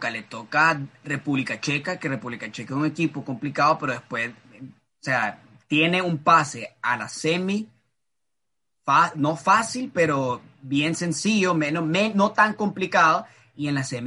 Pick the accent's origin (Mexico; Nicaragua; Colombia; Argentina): Nicaragua; solo soy nicaragüense, pero.